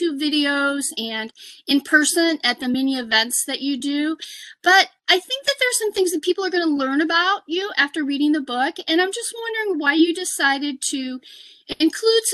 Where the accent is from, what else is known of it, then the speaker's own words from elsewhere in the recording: Lompoc, California, United States; now in Iowa, United States; I grew up in Lompoc, California, which is north of Santa Barbara, in the 70s